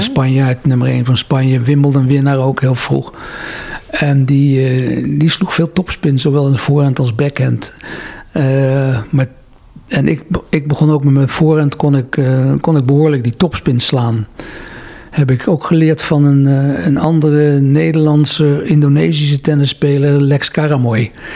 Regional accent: Netherlands; also born or lived in Engelberg, Switzerland; Ik ben in Nederland opgegroeid. Ik heb hier mijn hele leven doorgebracht

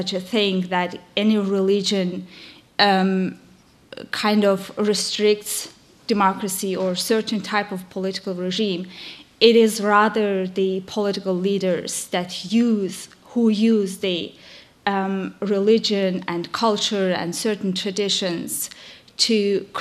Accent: Azerbaijan; moved away; I'm from Azerbaijan

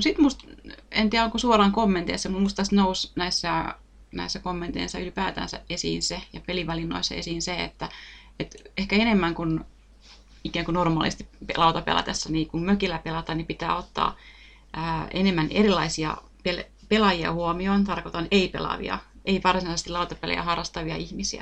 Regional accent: Lahti, Päijät-Häme, Finland; itse mä oon tuolta Lahdesta kotoisin

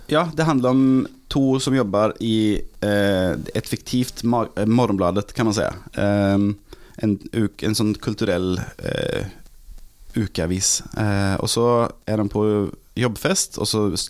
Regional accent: Gothenburg, Västra Götaland, Sweden; Norwegian is a second language; moved away as an adult; now in Norway; Jeg er fra Göteborg

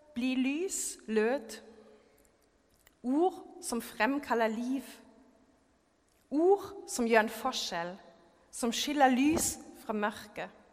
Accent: Germany; Norwegian is a second language; now in Norway; jeg er født og oppvokst i Tyskland

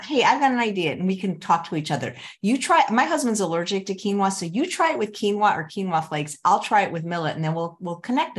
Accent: Chicago, Illinois, United States; I'm from Chicago.

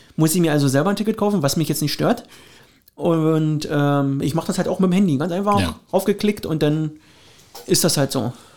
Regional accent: Finsterwalde, Brandenburg, Germany; meine Heimat, also Finsterwalde

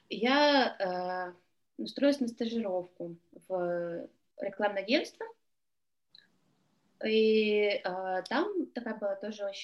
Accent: Russia; moved away; я приехала из России

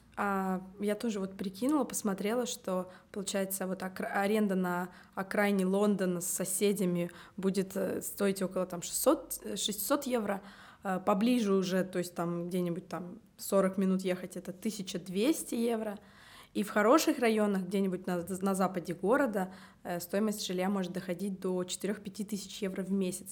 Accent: Tallinn, Harju County, Estonia; я родилась в Таллине

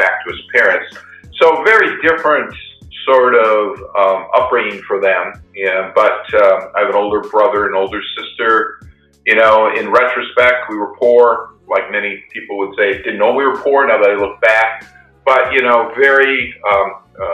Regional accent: Iowa, United States; I grew up in Iowa in a small rural farming community

